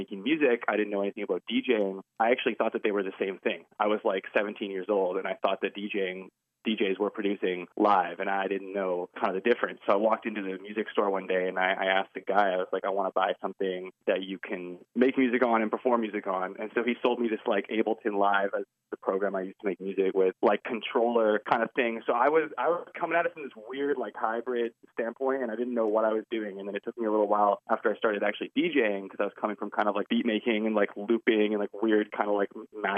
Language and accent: English; Vancouver, British Columbia, Canada; I'm from Vancouver, Canada, British Columbia, Canada. Born and raised here